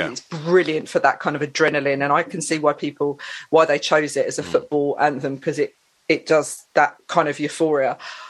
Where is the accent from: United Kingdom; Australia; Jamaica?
United Kingdom; Saffron Walden, East of England; I grew up in Essex. Okay. I grew up in Saffron Walden. And I grew up in a household which was very mixed musically.